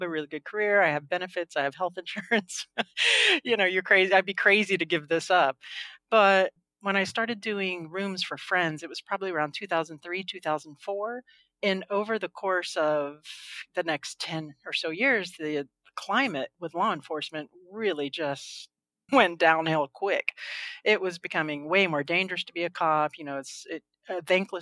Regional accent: Homestead, Florida, United States; But I grew up in Homestead, Florida

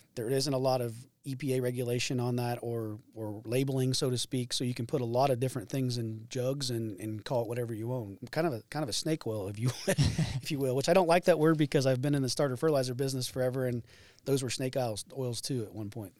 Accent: Greensburg, Indiana, United States; I'm from Greensburg, Indiana

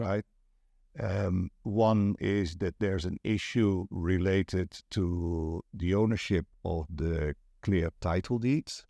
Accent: Netherlands; English is a second language; now in Pattaya, Thailand; I'm from Holland, right? So I'm not a native English speaker

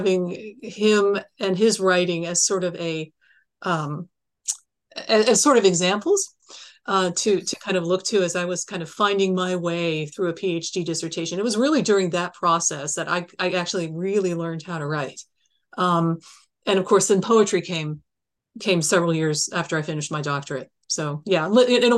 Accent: Columbus, Ohio, United States; I was born in Columbus

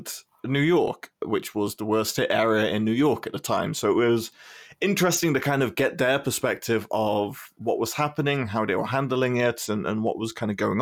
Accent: United Kingdom

